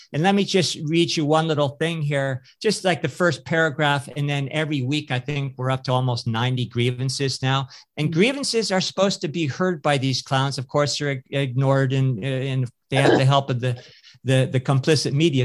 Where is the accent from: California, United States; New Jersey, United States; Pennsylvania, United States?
California, United States; I'm a native Californian uh, and, you know, grew up in, uh, you know, ranching communities, more rural California